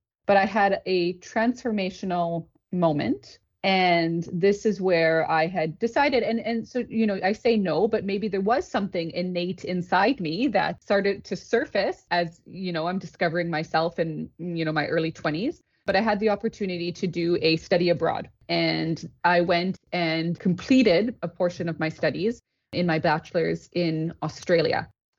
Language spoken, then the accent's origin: English; Thunder Bay, Ontario, Canada; moved away as an adult; also born or lived in Toronto, Canada; now in Paris, France; Born and raised in Canada.